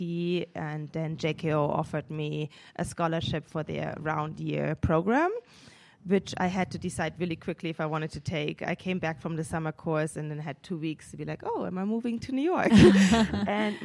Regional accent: Munich, Bavaria, Germany; born or raised there; moved away

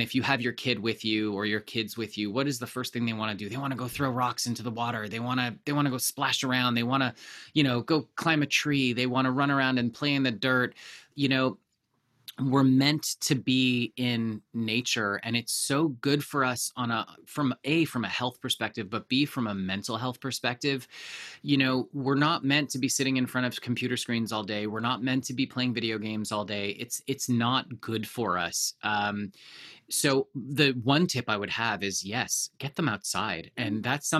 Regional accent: Canada; I grew up in Canada, of course.

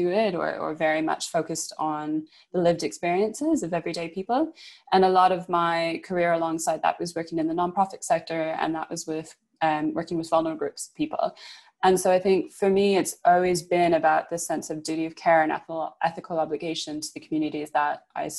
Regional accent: Canada; now in United Kingdom; moving to the UK and growing up in Canada

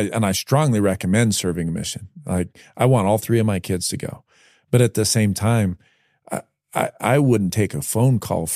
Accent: New Jersey, United States; also born or lived in Las Vegas, Nevada; I had a kid I was raised with first in Vegas, then in New Jersey.

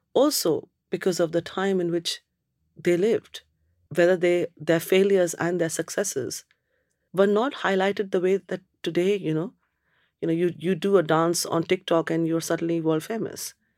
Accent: Kolkata, West Bengal, India; moved away as an adult; also born or lived in Cambridge, United Kingdom; now in United Kingdom; I'm from Calcutta. Whole bloody place is like a sauna.

